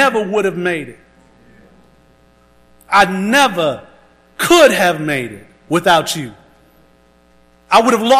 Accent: Round O, South Carolina, United States; As a little boy growing up in Round O, South Carolina

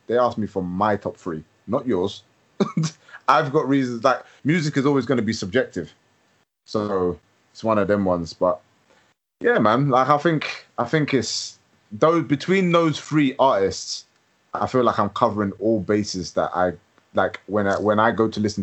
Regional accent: London, United Kingdom; also born or lived in Edinburgh; growing up in London

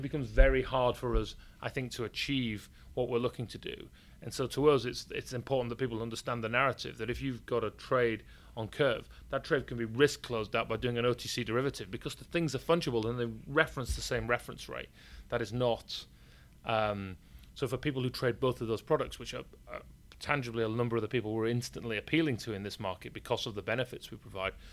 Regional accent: York, Yorkshire and the Humber, United Kingdom; accent: northern English; I was born in York, and you can probably tell by my northern English accent

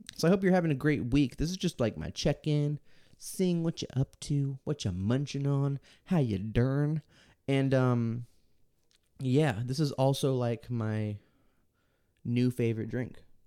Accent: Texas, United States; Born and raised in Texas.

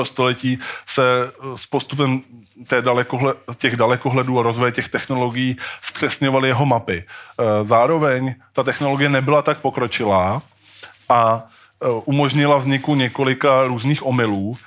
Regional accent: Brno, South Moravian Region, Czechia; My jsme totiž z Brna, to je taková specialita.

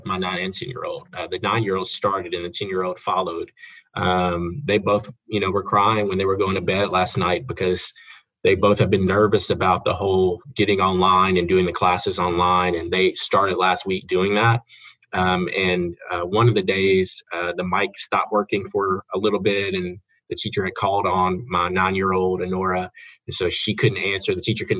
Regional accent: Jackson, Tennessee, United States; I actually am born and raised right here in West Tennessee, in Jackson.

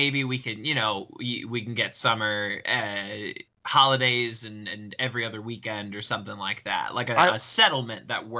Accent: Missouri, United States; moved away as an adult; I lived through 18 years of Missouri summers

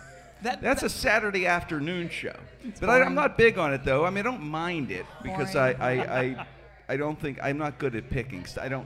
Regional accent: Pittsburgh, Pennsylvania, United States; I grew up in the Strip District

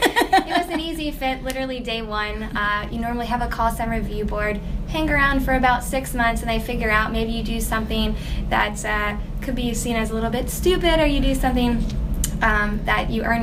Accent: Charlotte, North Carolina, United States; moved away as an adult; also born or lived in Pennsylvania; now in California, United States; I am from Charlotte, North Carolina

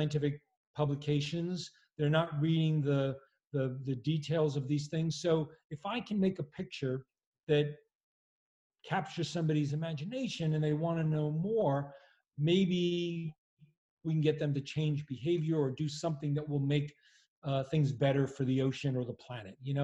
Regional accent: Massachusetts, United States; I grew up in a little town in Massachusetts

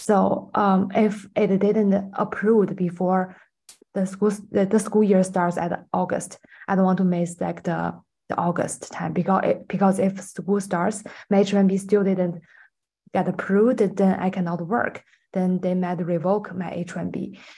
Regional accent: China; now in United States; go back to my home country like China

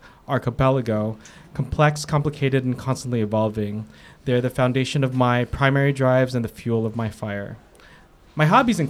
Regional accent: San Jose, California, United States; I'm a queer Filipino-American immigrant with a disability, raised on occupied Ohlone land known as San Jose, California.

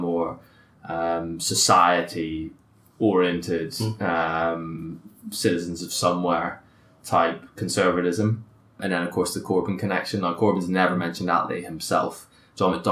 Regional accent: Belfast, Northern Ireland, United Kingdom; I grew up in Belfast

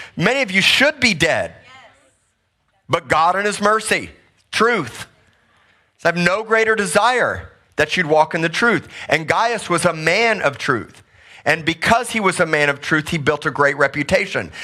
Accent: Missouri, United States; moved away; I grew up in Missouri, so did my wife

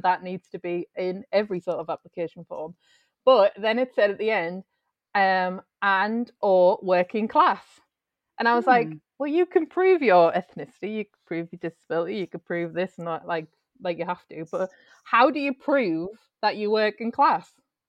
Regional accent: North East England, United Kingdom; because obviously we're all from the Northeast and working class is a big part up here

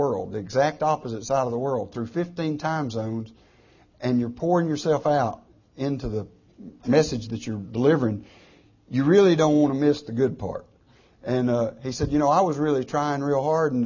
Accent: United States

